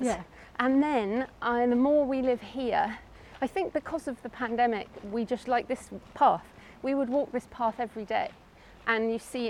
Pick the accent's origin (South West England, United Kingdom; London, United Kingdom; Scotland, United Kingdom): South West England, United Kingdom; Minehead; born there; And I was born in Minehead in Somerset. I went to school in Bristol, and now I'm back here